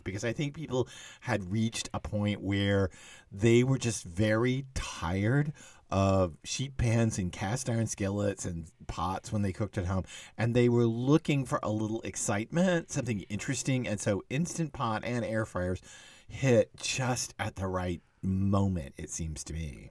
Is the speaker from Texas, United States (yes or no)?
yes; Texas, United States; I was growing up in Texas